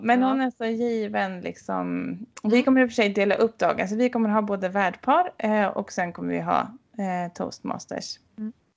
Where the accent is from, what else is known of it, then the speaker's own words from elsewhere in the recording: Sweden; moved away; hemma i Bengan där jag vuxit upp